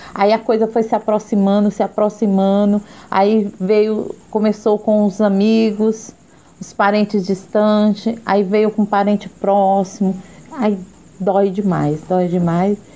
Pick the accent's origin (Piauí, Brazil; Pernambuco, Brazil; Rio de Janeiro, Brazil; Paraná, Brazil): Piauí, Brazil; Teresina; moved away; also born or lived in São Paulo; Eu sou teresinense, mas voltei aqui para Teresina há cinco anos